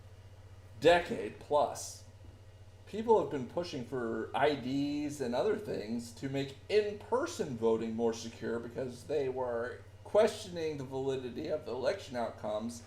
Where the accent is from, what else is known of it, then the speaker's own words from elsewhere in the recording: United States; as an American citizen